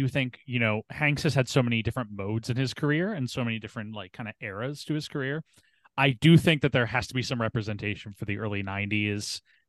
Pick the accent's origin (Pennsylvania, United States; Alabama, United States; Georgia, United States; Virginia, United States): Pennsylvania, United States; Philadelphia; I am from Philadelphia, believe it or not.